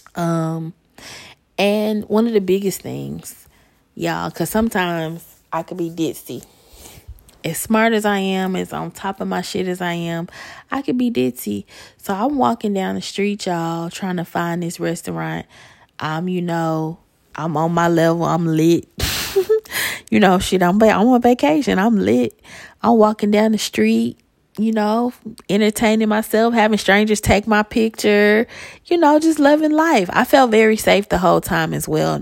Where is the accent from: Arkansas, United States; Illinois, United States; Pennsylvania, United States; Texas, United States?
Illinois, United States; Chicago; I'm from Chicago